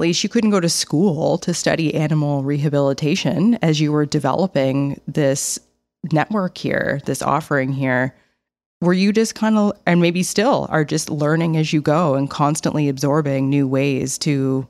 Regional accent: Nova Scotia, Canada; I grew up in the Annapolis Valley in a very rural community. I just called it a road more than anything.

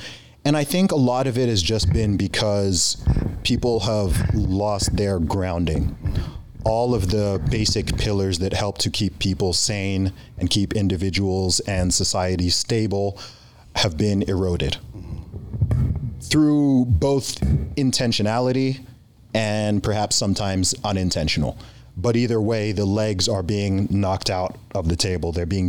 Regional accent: United Kingdom; born there; also born or lived in Middle East; I'm a British citizen myself. I was born in the UK. I've lived in the UK for a long time.

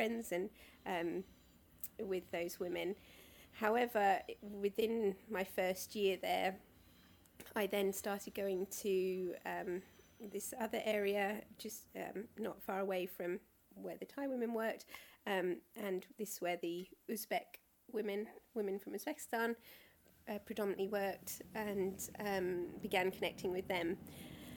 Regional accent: Croydon, London, United Kingdom; I grew up in Croydon.

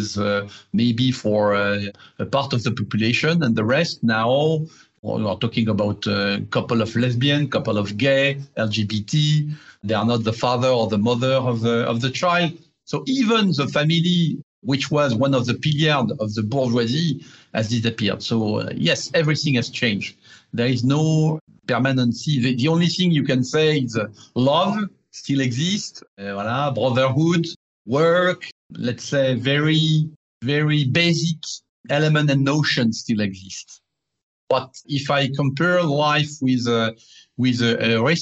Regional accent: Paris, Île-de-France, France; I'm a bourgeois from Paris, from the 16th district where I'm born. I've been educated and I had my three kids there.

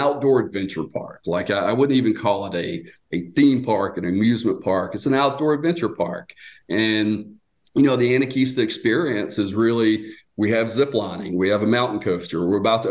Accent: Georgia, United States; moved away as an adult; also born or lived in Marietta, Georgia / Austell, Georgia; now in Gatlinburg, United States; I was born and raised in Georgia

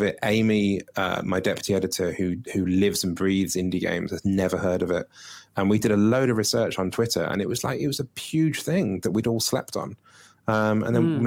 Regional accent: United Kingdom; I'm awkwardly British

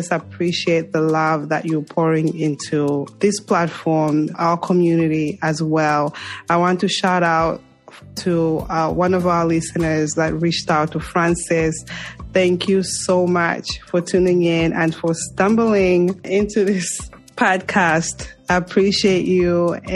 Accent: Zambia; moved away; Zambia, my home country

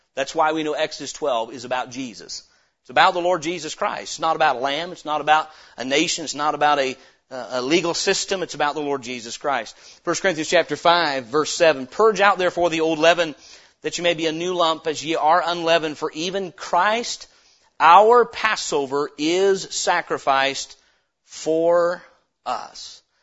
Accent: United States; as an American citizen

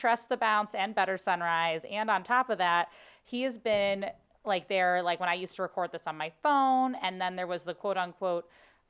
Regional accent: Cincinnati, Ohio, United States; now in St. Louis, United States; I think I'm from Ohio. I'm from Cincinnati. So Cincinnati isn't like a huge step from St. Louis, if that makes sense. Like, it's still the Midwest.

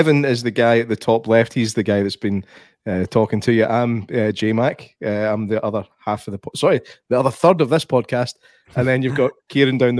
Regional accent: Scotland, United Kingdom; all Scottish.

